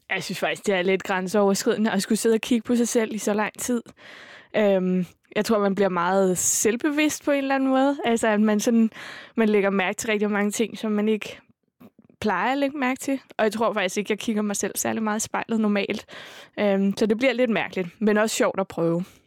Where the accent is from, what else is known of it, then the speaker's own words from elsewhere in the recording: Hamburg, Germany; moved away as an adult; now in Copenhagen, Denmark; jeg voksede op i Hamburg